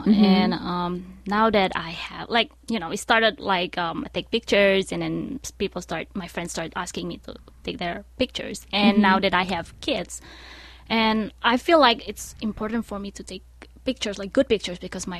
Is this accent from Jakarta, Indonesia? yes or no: no; Bandung, West Java, Indonesia; now in United States; I was born in Bandung. Mm-hmm. So Bandung is in West Java.